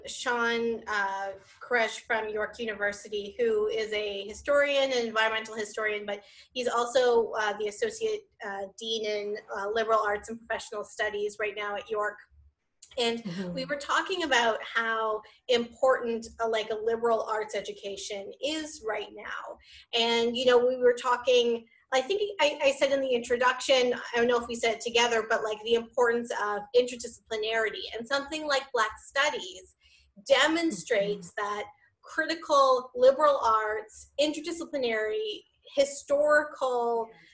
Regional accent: Canada; Canadian, regardless of my racial or ethnic or cultural affiliations. I just want to be understood as Canadian first.

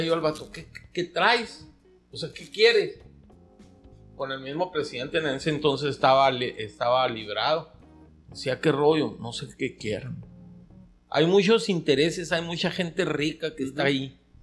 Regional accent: Caborca, Sonora, Mexico; de aquí de Caborca, de mi pueblo

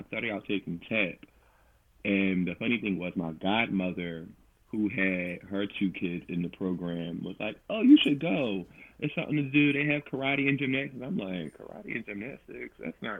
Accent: Philadelphia, Pennsylvania, United States; I grew up in South Philadelphia, so I went to Point Breeze Performing Arts Center.

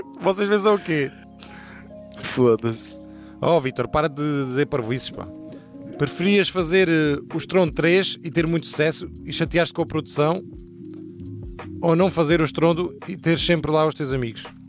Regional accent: Portugal; also born or lived in United States; eu nasci nos Estados Unidos e vim para Portugal com 5 anos

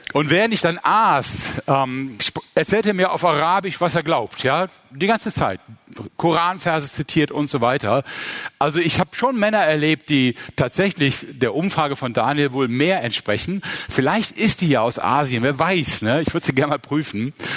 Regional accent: Mönchengladbach, North Rhine-Westphalia, Germany; Ich bin in Mönchengladbach geboren und aufgewachsen

